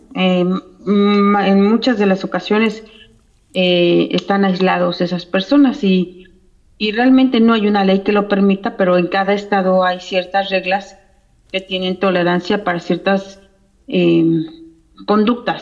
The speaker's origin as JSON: {"language": "Spanish", "town": "Cuernavaca", "region": "Morelos", "country": "Mexico", "tie": "born or raised there", "moved": "as an adult", "lives_now": "Georgia, United States", "said": "soy originaria de Cuernavaca, Morelos, y tengo ya viviendo en Estados Unidos 22 años"}